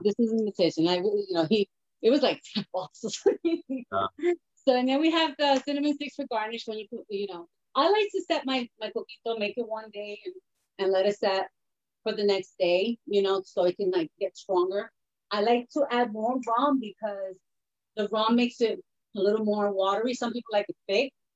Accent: New York City, New York, United States; also born or lived in Manhattan / Spanish Harlem / Puerto Rico (ancestry); I was born in Manhattan and raised in the Bronx, but I also was raised in Spanish Harlem.

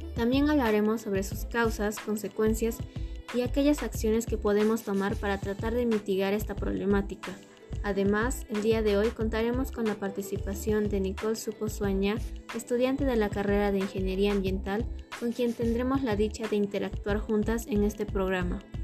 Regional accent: Arequipa, Peru; nací y vivo en la República Independiente de Arequipa

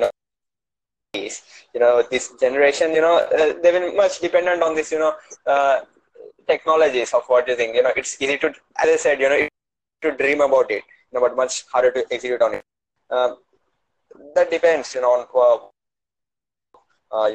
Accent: India; India, man. I'm from India

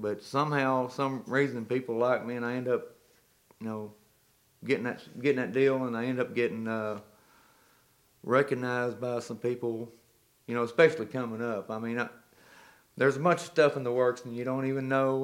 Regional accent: Clarksville, Arkansas, United States; I was born in Clarksville, Arkansas

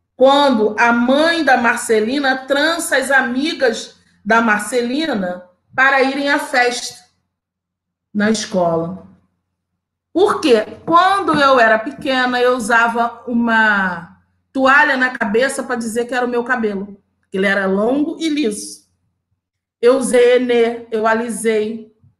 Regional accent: Rio de Janeiro, Brazil; also born or lived in Campo Grande, Rio de Janeiro; eu nasci na Vila Aliança, em Senador Camará, uma favela. Toda a minha família mora lá. Eu moro ainda na Zona Oeste do Rio de Janeiro

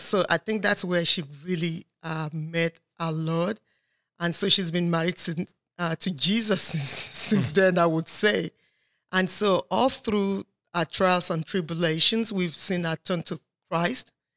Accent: Nigeria; moved away; I'm originally from Nigeria, but I've lived here for thirty-four years

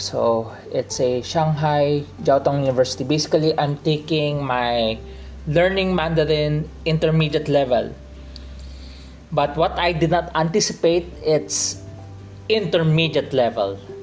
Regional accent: Philippines; I'm accustomed to Tagalog because I'm from the Philippines

